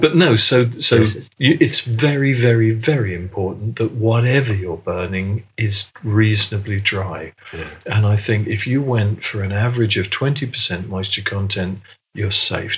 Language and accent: English; England, United Kingdom; being English British